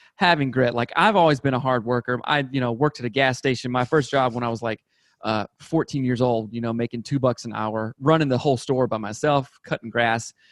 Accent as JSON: {"language": "English", "region": "South Carolina", "country": "United States", "tie": "born or raised there", "moved": "as an adult", "lives_now": "Seattle, United States", "said": "I grew up in South Carolina, went to undergrad there and everything"}